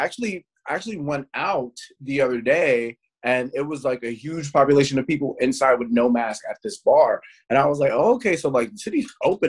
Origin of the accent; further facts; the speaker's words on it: New York City, New York, United States; I'm from New York.